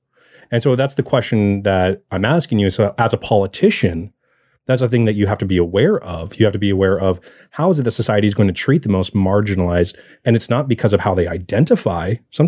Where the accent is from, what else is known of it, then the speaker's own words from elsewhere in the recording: Arizona, United States; I'm not exactly white. And I have some features that are, and I have some features that aren't. So when I grew up in Arizona